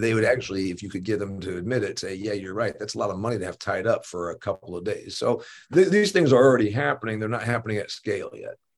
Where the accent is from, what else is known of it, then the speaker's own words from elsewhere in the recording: Indiana, United States; my home state of Indiana